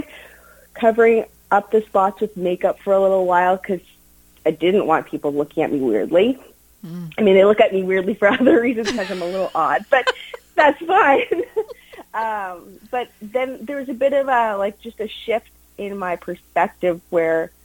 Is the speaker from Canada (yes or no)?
yes; Steinbach, Manitoba, Canada; I grew up in Steinbach.